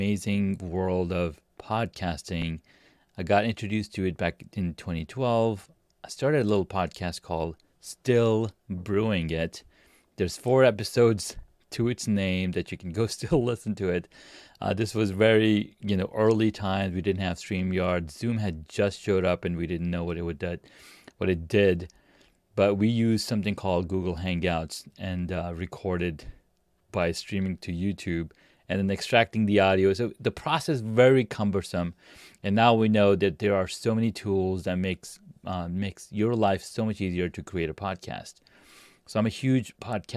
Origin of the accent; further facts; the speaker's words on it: California, United States; also born or lived in Pakistan; I'm from Pakistan. I grew up in California